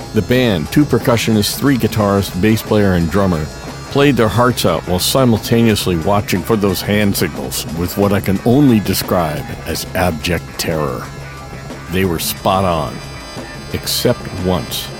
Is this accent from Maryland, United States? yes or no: no; Daytona Beach, Florida, United States; moved away as an adult; also born or lived in Boston; my hometown of Daytona Beach